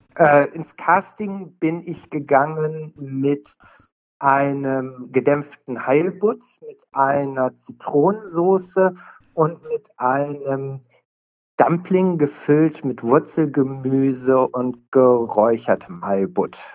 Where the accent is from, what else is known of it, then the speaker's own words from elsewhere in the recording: Cologne, North Rhine-Westphalia, Germany; Ich komme aus Köln